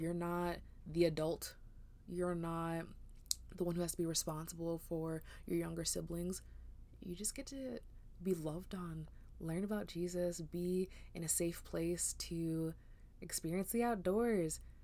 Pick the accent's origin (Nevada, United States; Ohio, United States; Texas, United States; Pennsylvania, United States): Nevada, United States; Las Vegas; also born or lived in New York; now in Memphis, United States; we moved from New York, actually, to Vegas back in, like, two thousand three